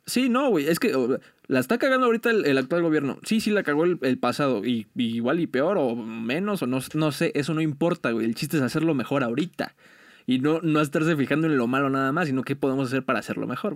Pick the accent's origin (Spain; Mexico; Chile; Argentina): Mexico; como mexicanos somos muy, muy unidos